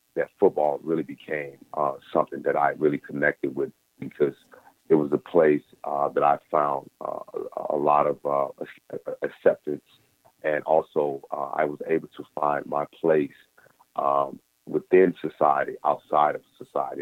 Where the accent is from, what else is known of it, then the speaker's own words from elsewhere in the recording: Mississippi, United States; life for a black man in the 80s, uh, growing up in Mississippi